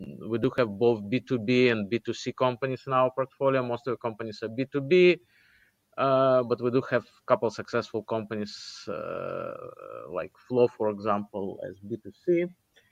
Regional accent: Russia; moved away; also born or lived in Israel / United States; Originally, I'm from Russia, but I moved out of Russia a long, long time ago. I moved in 1990 to Israel.

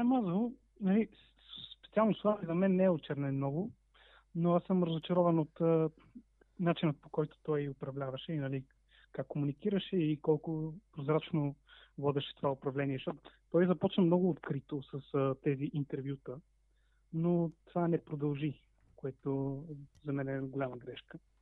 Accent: Bulgaria; за нас, нали, като българи

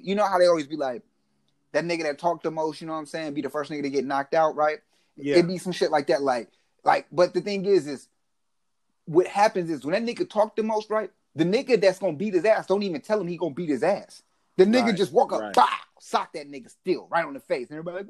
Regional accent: Mexico; born there; Well, I was born in Mexico.

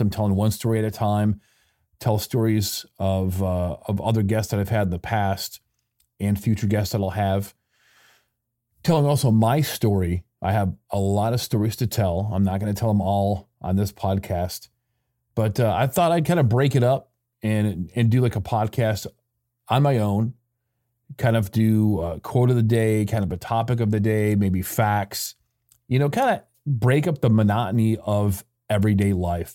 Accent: Michigan, United States; moved away as an adult; also born or lived in Mexico; I grew up in Michigan

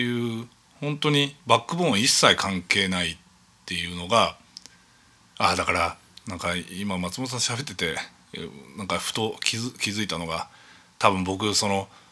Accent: Chūō, Yamanashi, Japan; 中央市のそのお寺でずっと生まれ育って

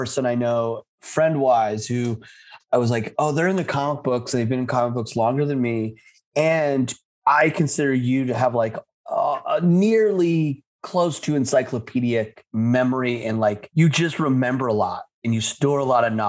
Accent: Utah, United States; moved away; where I was born and raised in Utah

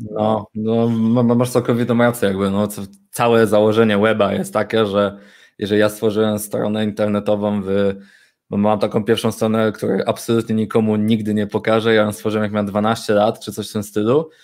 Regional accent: Poznań, Greater Poland, Poland; jestem urodzonym, wychowanym w Poznaniu, e, prawdziwą po prostu pyrą. Mieszkam tutaj od urodzenia

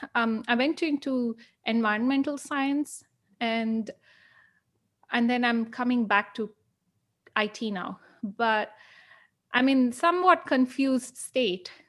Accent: India; I'm from India

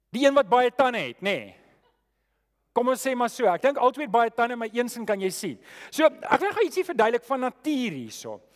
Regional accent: South Africa; ons as Afrikaners

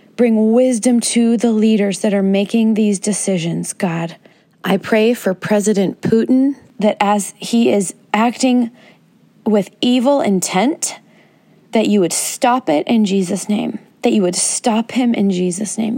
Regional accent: United States; As an American

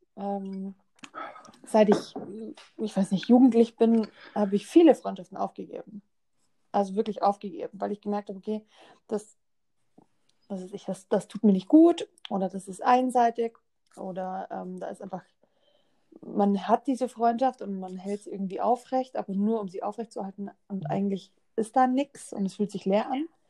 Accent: Germany; bei uns in Deutschland

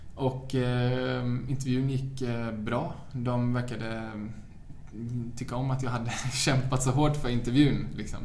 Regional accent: Sweden; moved away as an adult; now in New York, United States; jag är 22, jag är svensk, jag har knappt varit i New York

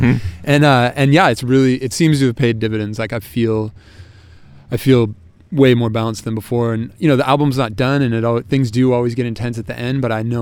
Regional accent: Sacramento, California, United States; now in San Francisco, United States; I grew up in Sacramento

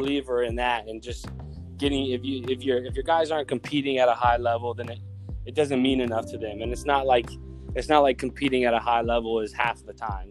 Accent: Mission Viejo, California, United States; I grew up in Mission Viejo

